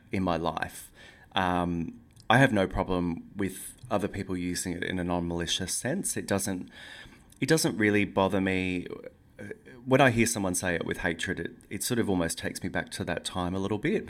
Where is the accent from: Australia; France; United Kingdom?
Australia; Yeppoon, Queensland; moved away; also born or lived in Brisbane; I never go back to Yppoon, which is my hometown where the book is set